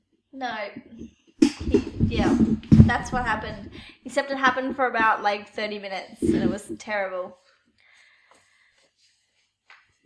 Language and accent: English; Australia; we're Australian